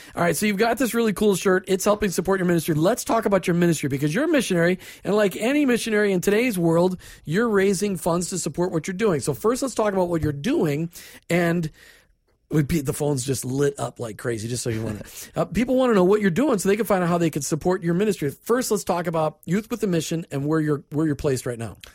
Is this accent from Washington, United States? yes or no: no; Minnesota, United States; I grew up in Minnesota